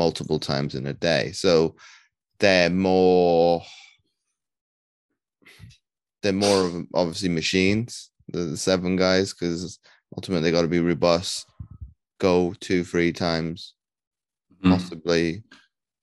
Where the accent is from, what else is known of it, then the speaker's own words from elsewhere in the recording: United Kingdom; you and I being British